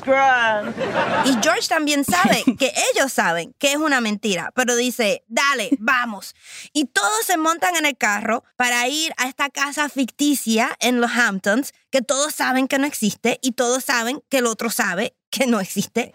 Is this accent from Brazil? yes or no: no; Puerto Rico; Como muchos boricuas, tengo una relación súper estrecha con mi abuela. Básicamente, ella ayudó a criarme